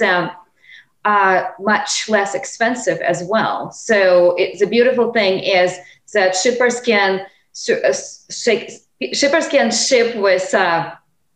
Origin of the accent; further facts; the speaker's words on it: Lake Baikal, Siberia, Russia; English is a second language; moved away as an adult; also born or lived in California; I grew up in Siberia on the shores of this remarkable Lake Baikal